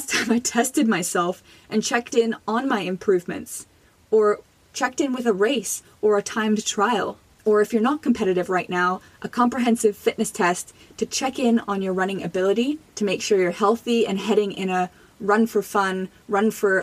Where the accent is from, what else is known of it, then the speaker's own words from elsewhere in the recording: Jamaica; now in Canada; I was born in Jamaica